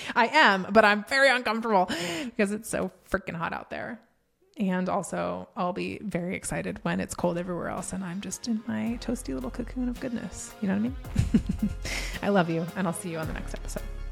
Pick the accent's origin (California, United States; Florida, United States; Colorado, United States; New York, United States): Colorado, United States; moved away as an adult; now in Texas, United States; I was born and raised in Colorado, born there, lived there my entire life